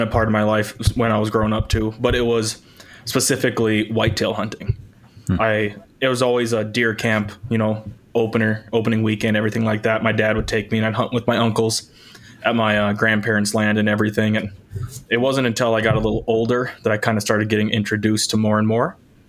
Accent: Minnesota, United States; where I grew up in Minnesota

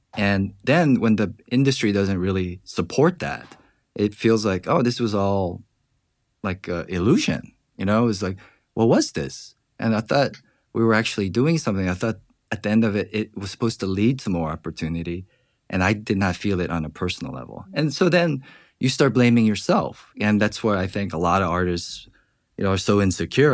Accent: Georgia, United States; moved away; growing up in Georgia

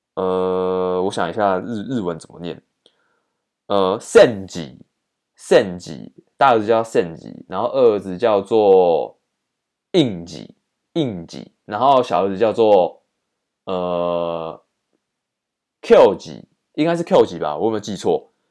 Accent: Taiwan; 我们台湾这边有在用的汉字

